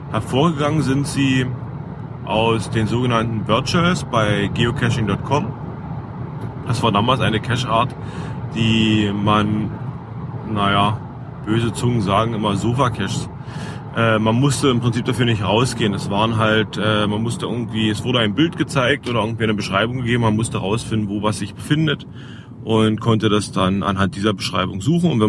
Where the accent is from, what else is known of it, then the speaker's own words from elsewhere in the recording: Cottbus, Brandenburg, Germany; Ich habe äh, vom ursprünglich, also bin ich aus Cottbus, äh, berühmtes oder ein sehr, sehr berühmtes Wahrzeichen von Cottbus ist der Post, Cottbuser Postkutscher über die Grenzen berühmt.